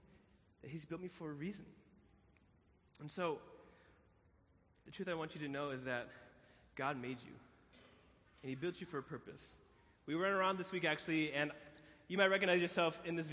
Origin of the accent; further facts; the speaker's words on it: Chicago, Illinois, United States; I'm from Chicago